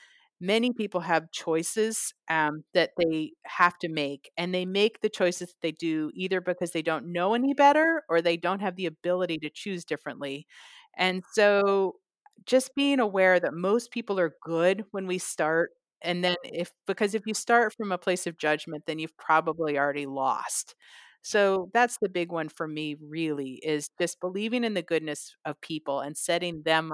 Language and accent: English; California, United States; because I came from the Bay Area and the West Coast and the U.S.